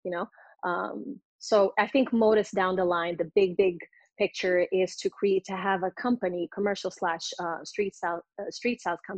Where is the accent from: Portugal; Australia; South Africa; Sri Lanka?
Portugal; born or raised there; English is a second language; also born or lived in London; now in Los Angeles, United States